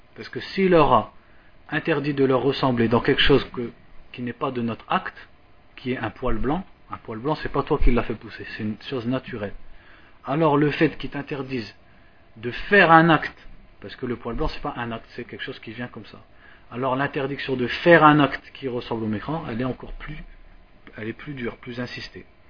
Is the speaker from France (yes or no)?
yes; France; moved away; je suis de France